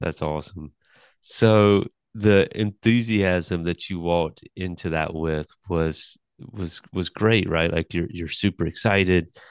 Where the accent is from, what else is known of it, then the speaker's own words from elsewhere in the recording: New Bern, North Carolina, United States; I'm from Newbern, North Carolina